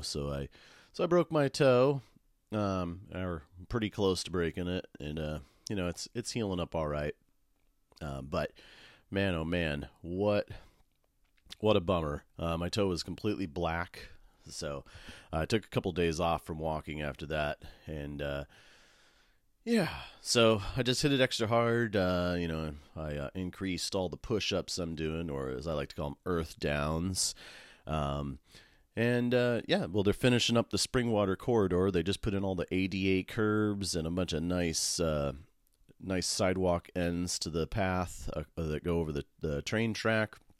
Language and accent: English; Medford, Oregon, United States; now in Portland, United States; I grew up in Medford